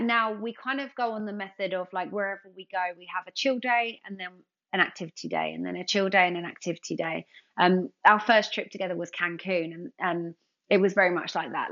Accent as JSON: {"language": "English", "region": "London", "country": "United Kingdom", "said": "I'm from London."}